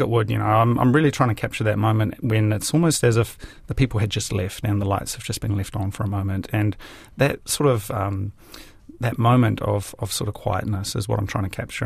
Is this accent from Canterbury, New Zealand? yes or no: no; Hastings, Hawke's Bay, New Zealand; moved away as an adult; also born or lived in Japan; now in Wellington, New Zealand; I came back to my hometown in Hastings